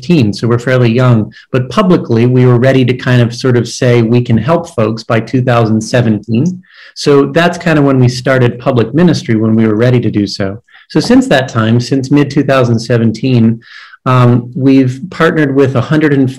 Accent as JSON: {"language": "English", "region": "Maryland", "country": "United States", "said": "I was a DRE in a parish in Maryland, my home state, for 15 years"}